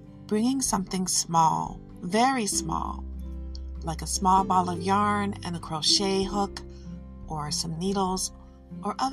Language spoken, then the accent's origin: English; Detroit, Michigan, United States; I'm from Detroit, so I have a soft spot for her